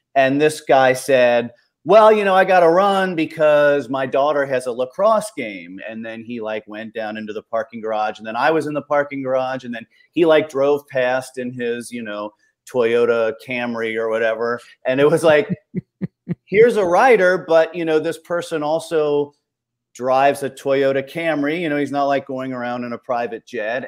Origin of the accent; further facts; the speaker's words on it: Ohio, United States; I grew up in Ohio